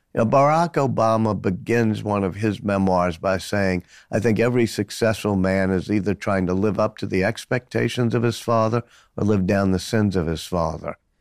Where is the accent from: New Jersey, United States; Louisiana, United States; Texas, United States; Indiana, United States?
Louisiana, United States; New Orleans; I grew up in New Orleans and still go back there, still live with about eight blocks from where I was born.